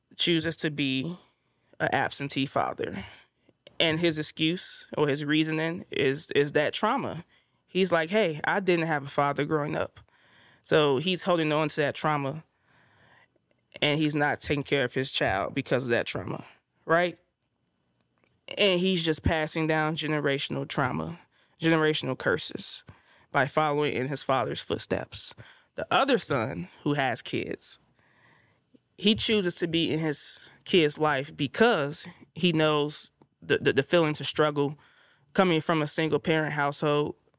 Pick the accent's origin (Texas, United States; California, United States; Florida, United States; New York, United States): California, United States; Inglewood; growing up in Inglewood